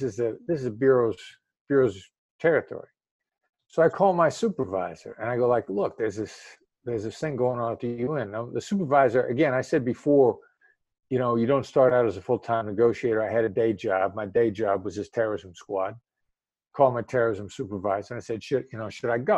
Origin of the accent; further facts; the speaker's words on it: Iowa, United States; moved away as an adult; also born or lived in Kansas City, Missouri; I grew up in the Midwest, and I decided to kind of stick to the Midwest for the time being. And where I grew up in Iowa, small town in Iowa